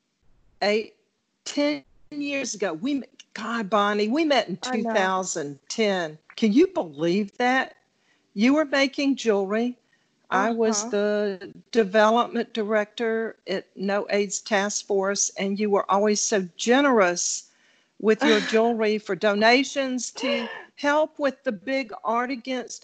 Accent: South Carolina, United States; I'm originally from South Carolina

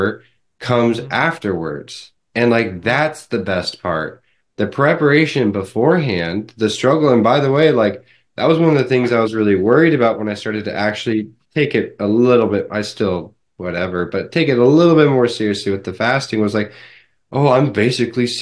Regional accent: United States; I can only speak as an American

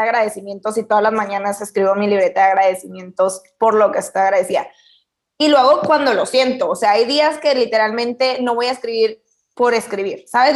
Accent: Camargo, Chihuahua, Mexico; Yo soy de Chihuahua y, bueno, vivo en un pueblo, mi casa familiar está en Camargo, es un pueblito

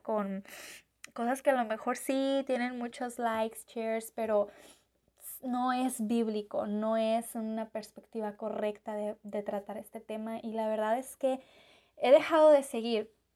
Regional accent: Mexico; yo como mexicana

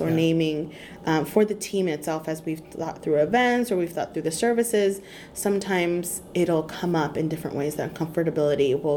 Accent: California, United States; I'm from California, here in Texas right now with you

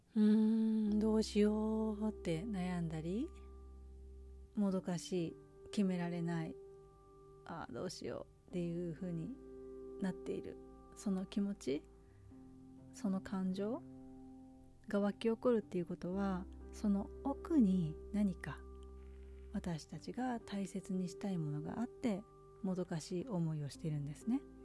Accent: Japan; moved away; also born or lived in United States; いつか日本に帰るかも

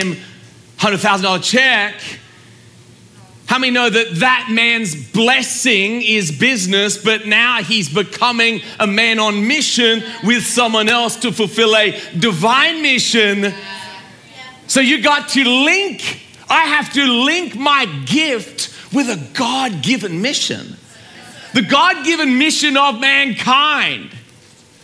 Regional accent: Australia; I'm from Australia

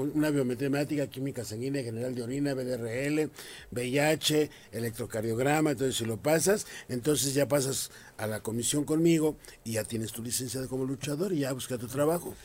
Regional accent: Mexico City, Mexico; Yo soy de Carranza, Jardín Malbuena

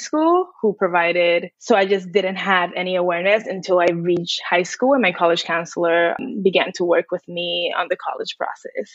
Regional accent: New York City, New York, United States; also born or lived in Dominican Republic; I am an immigrant from the Dominican Republic, grew up in New York City

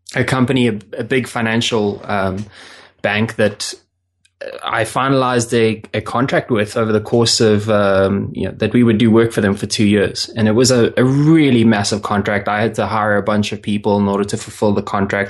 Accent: South Africa; I'm originally from South Africa

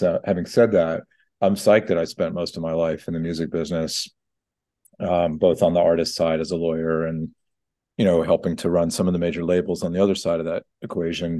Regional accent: Atlanta, Georgia, United States; as a junior lawyer working in my hometown, Atlanta.

